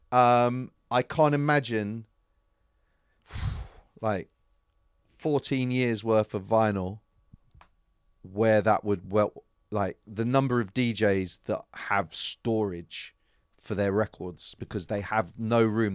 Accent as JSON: {"language": "English", "region": "London", "country": "United Kingdom", "said": "I was from London"}